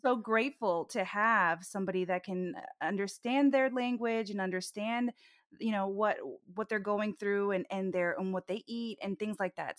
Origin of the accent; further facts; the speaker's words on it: Orlando, Florida, United States; I was born in Orlando